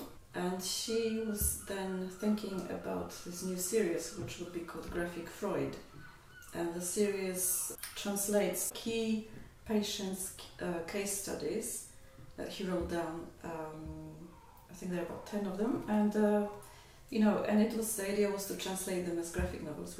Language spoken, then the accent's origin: English; Poland; English is a second language; moved away as an adult; also born or lived in London; I didn't study art in Poland. I studied English philology. And then I found myself, you know, in Poland, in Krakow in the 90s, facing a future as an English teacher